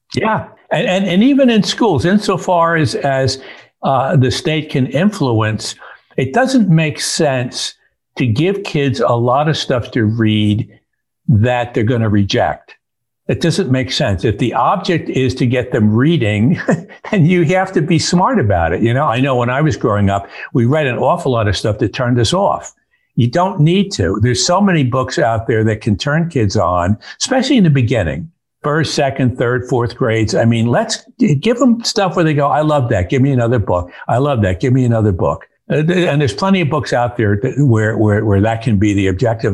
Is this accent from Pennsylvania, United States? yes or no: no; Newburgh, New York, United States; moved away; my hometown, Newburgh, New York